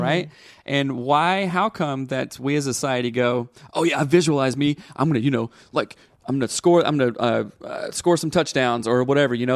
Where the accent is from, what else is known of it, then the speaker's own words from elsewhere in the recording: the South, United States; I grew up in the South and grew up in church